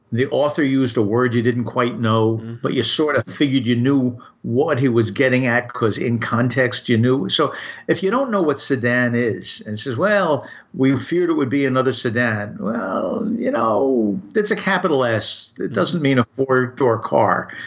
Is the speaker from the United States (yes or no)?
yes; United States; I'm just an American